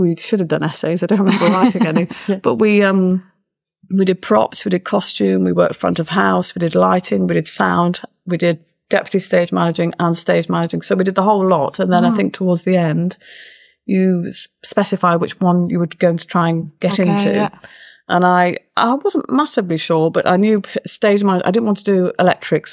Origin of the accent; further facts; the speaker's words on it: Ilkley, Yorkshire and the Humber, United Kingdom; moved away as an adult; also born or lived in London; Ilkley Playhouse, which is where I grew up in Ilkley.